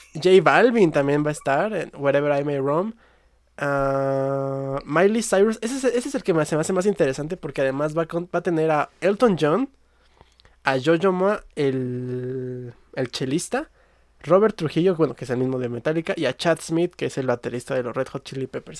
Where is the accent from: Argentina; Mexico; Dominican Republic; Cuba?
Mexico; yo soy mexicano y aquí me tocó vivir